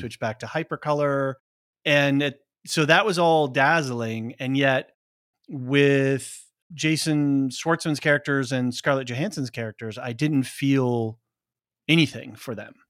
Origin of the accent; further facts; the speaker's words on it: Portland, Oregon, United States; I grew up in Portland, Oregon